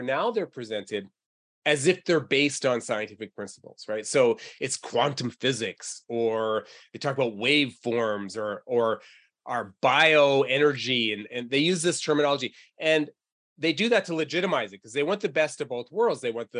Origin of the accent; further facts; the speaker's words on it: New England, United States; You know, I'm originally from New England, so I bleed Patriot blue.